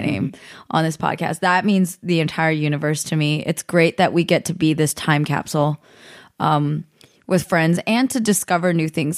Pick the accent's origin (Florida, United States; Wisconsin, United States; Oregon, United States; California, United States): California, United States; San Jose; now in Southern California, United States; I grew up in San Jose